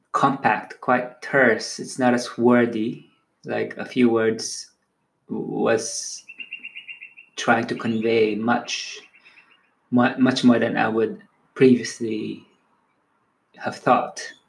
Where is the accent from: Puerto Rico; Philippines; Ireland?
Philippines; first language Tagalog; English is a second language; my native tongue, Tagalog, one of the languages in the Philippines